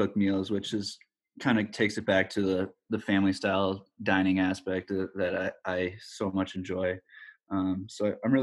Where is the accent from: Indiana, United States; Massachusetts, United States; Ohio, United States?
Indiana, United States; South Bend; also born or lived in Lansing, Michigan; we grew up in South Bend, Indiana, for most of my life.